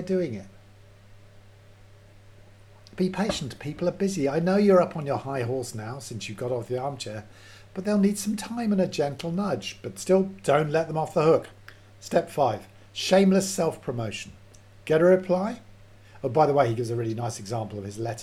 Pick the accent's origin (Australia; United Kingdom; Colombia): United Kingdom; Edinburgh, Scotland; moved away; we're both from Edinburgh